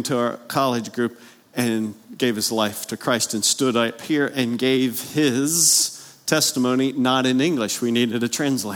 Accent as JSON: {"language": "English", "region": "Pennsylvania", "country": "United States", "tie": "born or raised there", "moved": "yes", "said": "I grew up north of the Mason-Dixon line, Pennsylvania"}